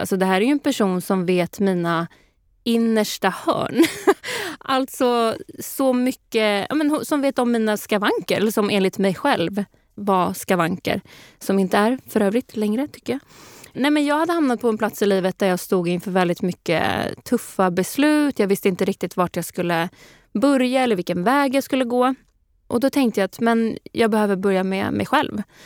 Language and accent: Swedish; Sweden; vi svenskar